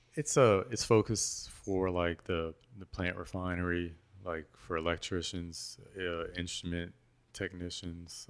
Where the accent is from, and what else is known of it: Patterson, Louisiana, United States; born or raised there; moved away